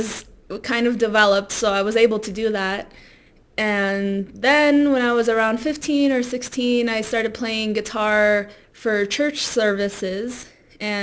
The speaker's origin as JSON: {"language": "English", "town": "Silver Spring", "region": "Maryland", "country": "United States", "tie": "born or raised there", "also_born_or_lived": "Baltimore", "first_language": "Spanish", "second_language": "English", "moved": "as an adult", "lives_now": "Colorado, United States", "said": "I was born in Silver Spring and then I just stayed there until it was time to go to college and I moved to Baltimore"}